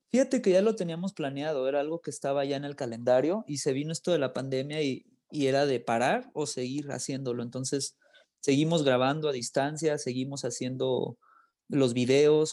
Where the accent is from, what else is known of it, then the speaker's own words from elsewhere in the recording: Los Angeles, California, United States; also born or lived in Guadalajara, Mexico; now in Mexico; Yo nací en Guadalajara, pero me crié en Los Ángeles.